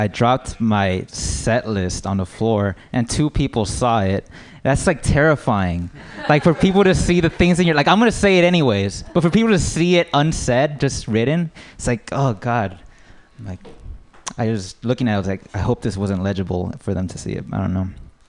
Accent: United States; but I would say I'm American.

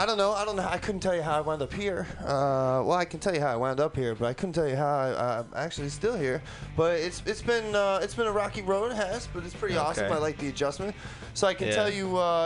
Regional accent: New York City, New York, United States; now in San Francisco, United States; New York City, my hometown

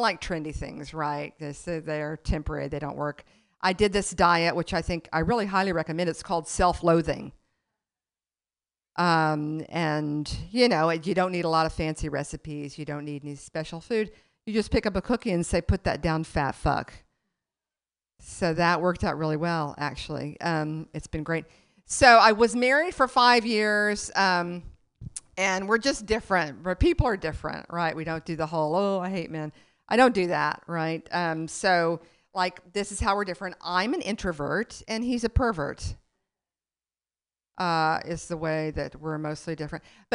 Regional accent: Lubbock, Texas, United States; now in New York City, United States; I grew up in Lubbock, Texas, and then, and then I moved to New York City

